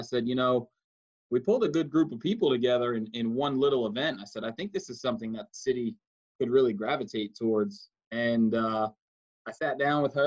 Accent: New York City, New York, United States; moved away as an adult; I'm from New York City, so there was no, I had never been in a kayak. I grew up fishing in the ocean for bluefish and flounder and what we called fluke back home, us Yankees

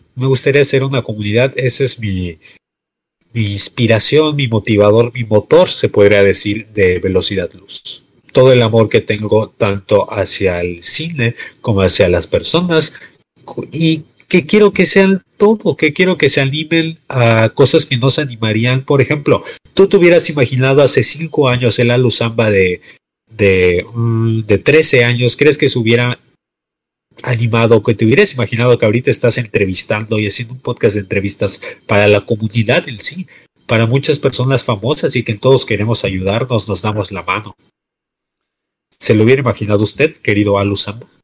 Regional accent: Mexico; en este bello slash horrible país, pero que técnicamente somos orgullosamente mexicanos

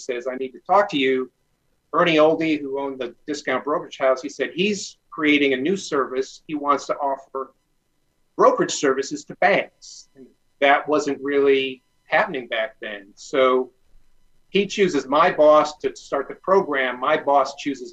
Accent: Detroit, Michigan, United States; I grew up in the Detroit area

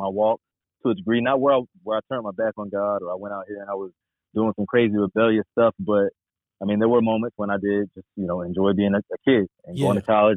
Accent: Charlotte, North Carolina, United States; I grew up in Charlotte, born and raised

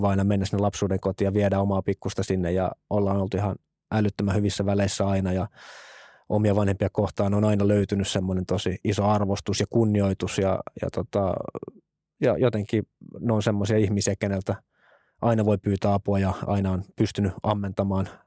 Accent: Espoo, Uusimaa, Finland; mä oon tosissaan lähtöisin Espoosta, Westendistä, edelleen vanhemmat asuu siellä – meidän lapsuuden kodissa

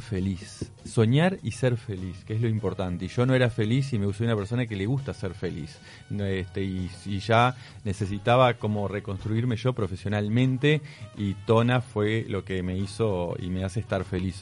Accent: Pan de Azúcar, Maldonado, Uruguay; Yo me crié cerca de Pan de Azúcar

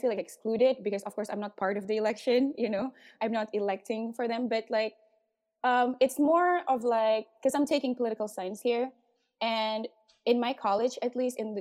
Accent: Kuala Lumpur, Malaysia; I grew up in Malaysia around brickfields.

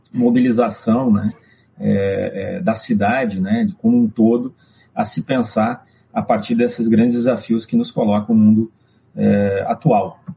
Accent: Brazil; Nós nos apresentamos como brasileiros no exterior

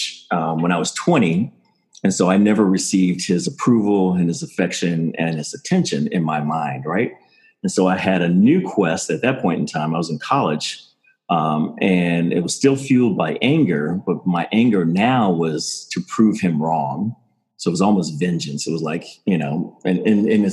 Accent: Maryland, United States; also born or lived in Pacific Palisades / Palm Springs; I grew up in Maryland

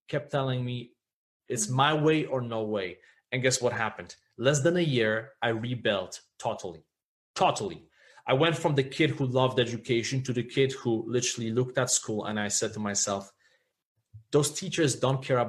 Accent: Poland; when I was growing up in Poland

